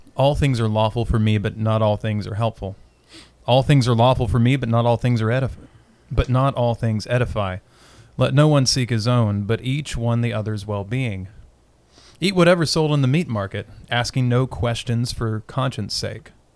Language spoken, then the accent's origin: English; Winchester, Kentucky, United States; I was born in Winchester